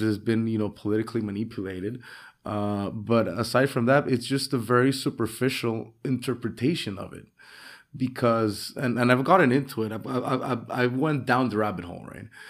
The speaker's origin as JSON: {"language": "English", "town": "San Pedro Sula", "region": "Cortés", "country": "Honduras", "tie": "born or raised there", "moved": "as an adult", "lives_now": "Roatán, Honduras", "said": "I'm here from Honduras. I was born originally in San Pedro Sula in the industrial capital."}